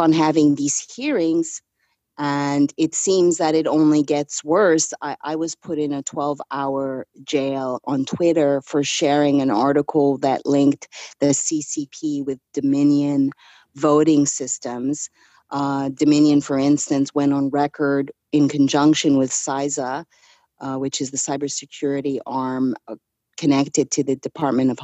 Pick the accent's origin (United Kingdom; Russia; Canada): Canada; being raised Canadian